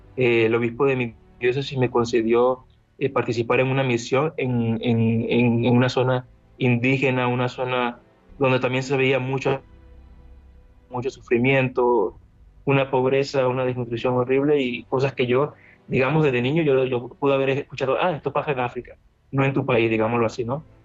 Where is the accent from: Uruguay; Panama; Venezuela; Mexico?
Venezuela; now in Lviv, Ukraine; Yo vengo de una, provengo de una zona de Venezuela muy peligrosa, crecí entre mafias, entre disparos